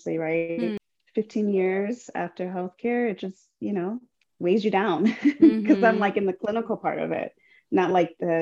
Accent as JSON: {"language": "English", "town": "Chicago", "region": "Illinois", "country": "United States", "tie": "born or raised there", "said": "So I'm born and raised from Chicago, or in Chicago, originally from the North Side."}